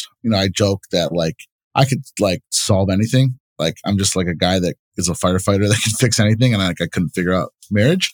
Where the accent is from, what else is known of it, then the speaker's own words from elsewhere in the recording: Bloomfield Hills, Michigan, United States; I grew up in Bloomfield Hills, where it's a wealthier city here in Michigan